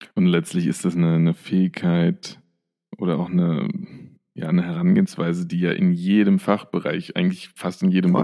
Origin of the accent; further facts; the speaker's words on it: near Frankfurt, Hesse, Germany; moved away as an adult; now in Vienna, Austria; ich komme ja aus der Nähe von Frankfurt ursprünglich